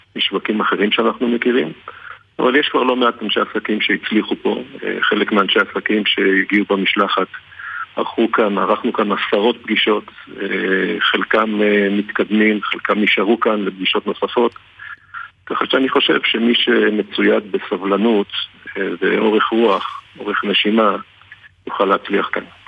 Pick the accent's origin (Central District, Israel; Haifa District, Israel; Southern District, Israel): Haifa District, Israel; Haifa; אנחנו שנינו חיפאים